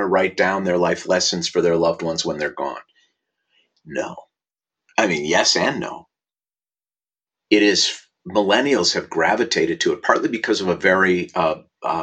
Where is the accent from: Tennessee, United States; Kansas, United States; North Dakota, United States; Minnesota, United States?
Minnesota, United States; Minneapolis; now in Los Angeles, United States; I was born in Minneapolis, Minnesota in 1960 and went to Aquila Elementary School